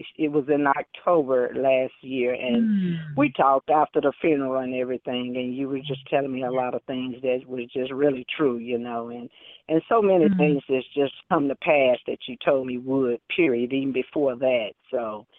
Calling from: Dallas, Texas, United States; Yes, how you doing? I'm sorry. … from Big D.

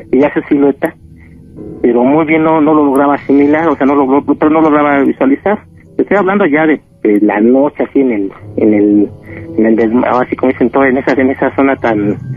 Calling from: State of Mexico, Mexico; Ya hablo aquí de Zabacoyos del Estado de México.

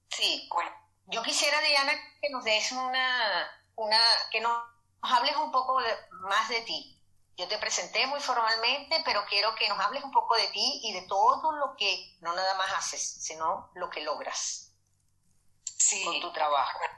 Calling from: Madrid, Community of Madrid, Spain; saludos desde Madrid, España

